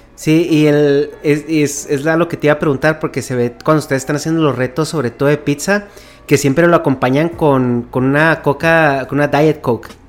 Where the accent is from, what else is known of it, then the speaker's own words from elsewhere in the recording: Mexico; moved away as an adult; now in California, United States; yo tengo ya muy, mucho tiempo viviendo en Estados Unidos, soy de México originalmente. Pero tengo ya como casi 11 años viviendo en California